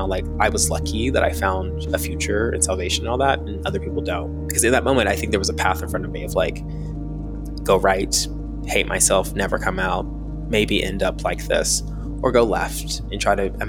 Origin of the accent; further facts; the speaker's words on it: Tennessee, United States; I'm from Tennessee. I'm from outside of Nashville. I grew up near the Tennessee-Kentucky border